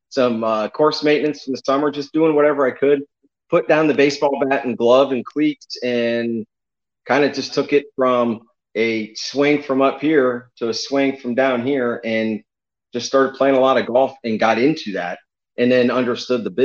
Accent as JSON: {"language": "English", "town": "North Canton", "region": "Ohio", "country": "United States", "tie": "born or raised there", "moved": "yes", "lives_now": "Tampa, United States", "said": "I originally grew up in North Canton, Ohio, in Stark County, Northeast Ohio. But I've been in Florida"}